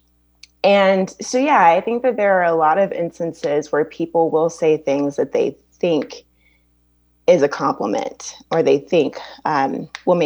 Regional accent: Baton Rouge, Louisiana, United States; I grew up in Baton Rouge, Louisiana

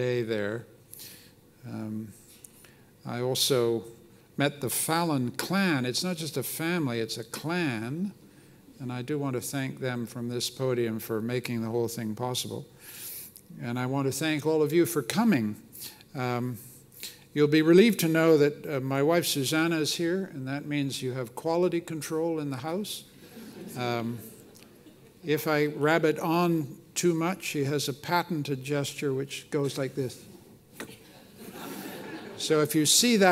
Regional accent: Canada; I'm a Canadian

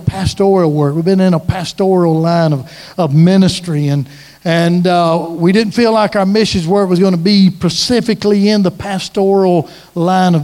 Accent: Washington County, Lower Alabama, United States; also born or lived in Baldwin County, Alabama / Foley, Alabama; we were born and raised in Lower Alabama in Washington County. We've lived most of our lives in Baldwin County

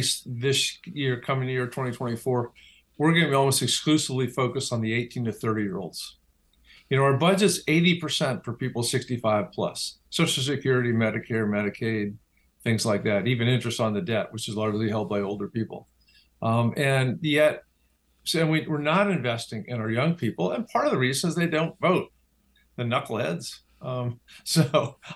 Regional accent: Washington, District of Columbia, United States; growing up in Washington, D.C., where politics is the cottage industry

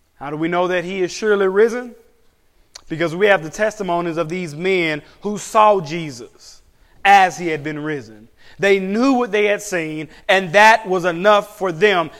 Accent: United States; as an American pastor

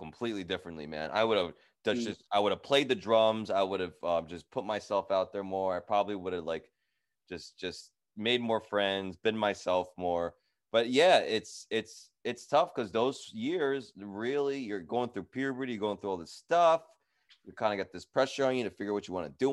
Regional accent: Edison, New Jersey, United States; I grew up in Edison, New Jersey

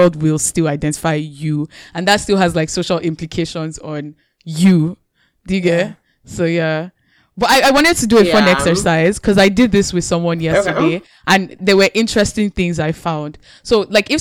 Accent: Nigeria; moved away; I'm Nigerian.

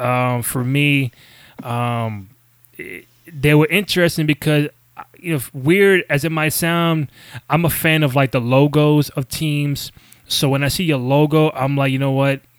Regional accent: New York, United States; living, growing up in New York

